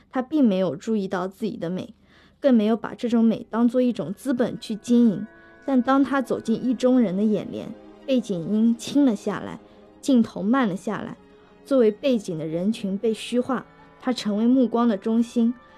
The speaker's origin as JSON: {"language": "Chinese", "town": "Hangzhou", "region": "Zhejiang", "country": "China", "said": "我是杭州人，也就是一个江南人"}